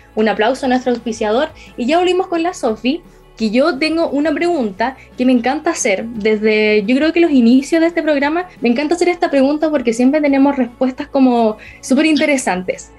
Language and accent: Spanish; Concepción, Biobío, Chile; Penquista total, hasta la muerte